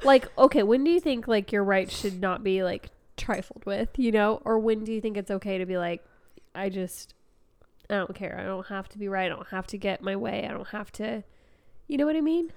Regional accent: United States; being American

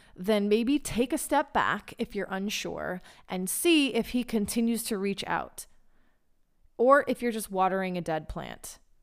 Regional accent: United States; now in Israel; as an American woman in Israel

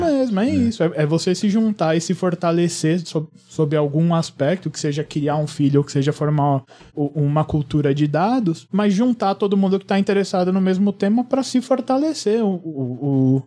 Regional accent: São Paulo, Brazil; Eu sou de São Mateus, sou de uma comunidade carente

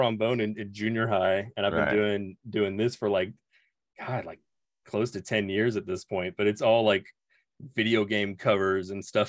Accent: Oklahoma, United States; I'm 30 now. I'm turning 31 on Saturday. I'm from Oklahoma.

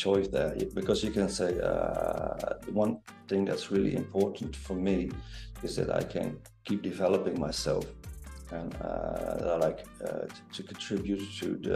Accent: Netherlands; I'm from Holland. I'm from the Netherlands

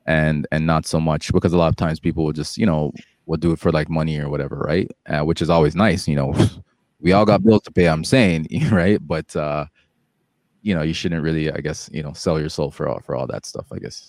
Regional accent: Jamaica; Like, you know, I'm Jamaican, so, you know, I'll poke the same fun at, you know, at the Jamaican culture, right?

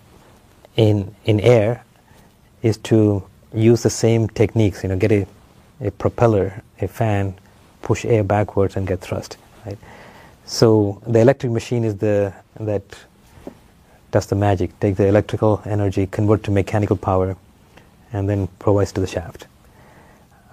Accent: Nigeria; moved away as an adult; also born or lived in Sri Lanka / Ile-Ife, Nigeria; now in Urbana-Champaign, United States; I was born in Sri Lanka, but when I was young, the family moved to Nigeria, West Africa. So that's where I grew up, did my schooling

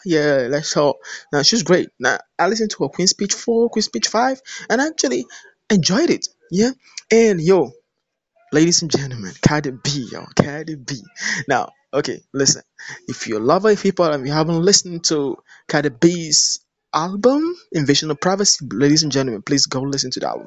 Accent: Nigeria; I'm from Nigeria.

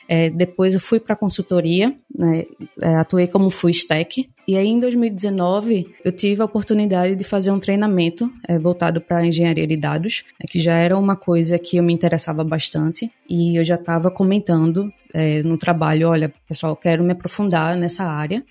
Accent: Recife, Pernambuco, Brazil; Eu sou pernambucana, falo de Recife

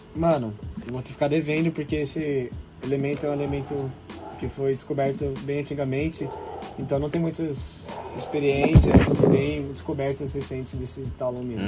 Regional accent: Rio de Janeiro, Brazil; Sou de Laranjeiras, Rio de Janeiro

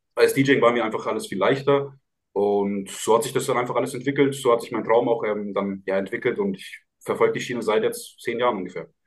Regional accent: Lauf an der Pegnitz, Bavaria, Germany; wir kommen, ähm, aus Lauf an der Pegnitz, alle beide

